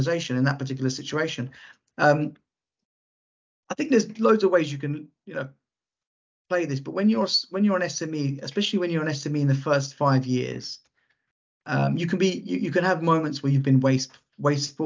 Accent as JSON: {"language": "English", "region": "London", "country": "United Kingdom", "tie": "born or raised there", "said": "I grew up in Lewisham, which is southeast London."}